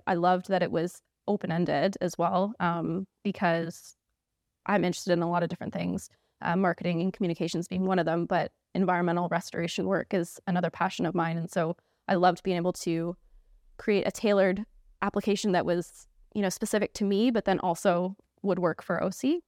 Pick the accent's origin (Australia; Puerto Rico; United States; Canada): Canada; moved away as an adult; now in United Kingdom; if you couldn't tell from my accent, I'm from Canada